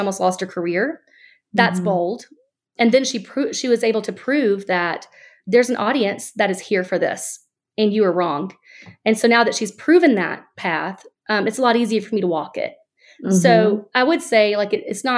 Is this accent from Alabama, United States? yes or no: yes; Alabama, United States; now in Florida, United States; I'm born and raised in Alabama